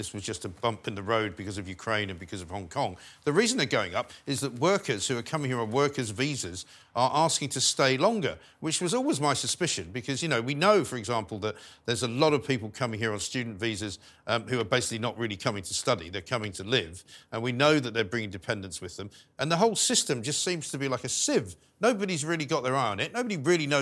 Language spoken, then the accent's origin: English; London, United Kingdom; also born or lived in New York; I was born and raised in London. I went and lived in New York for 10 years